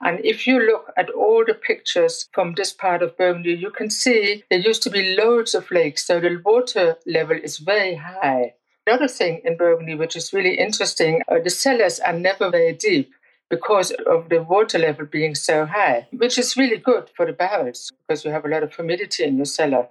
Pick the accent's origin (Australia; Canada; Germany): Germany; I grew up on the Mosel